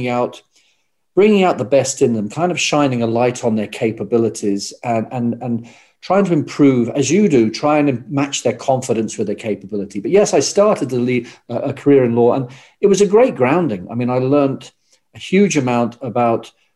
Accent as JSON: {"language": "English", "region": "England", "country": "United Kingdom", "tie": "born or raised there", "also_born_or_lived": "Australia", "moved": "as an adult", "lives_now": "Ireland", "said": "I grew up in England"}